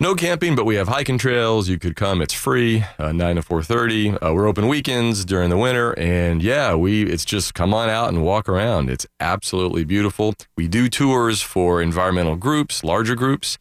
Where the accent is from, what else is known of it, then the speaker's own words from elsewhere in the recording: Daytona Beach, Florida, United States; as a kid growing up in Daytona